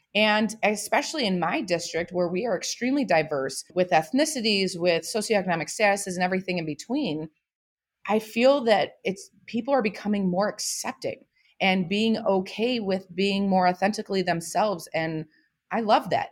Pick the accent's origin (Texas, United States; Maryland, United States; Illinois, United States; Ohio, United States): Ohio, United States; Toledo; I am from Toledo, Ohio